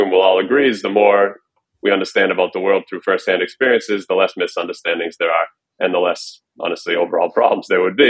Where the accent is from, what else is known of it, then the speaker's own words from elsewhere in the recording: Boston, Massachusetts, United States; moved away as an adult; I'm originally from Boston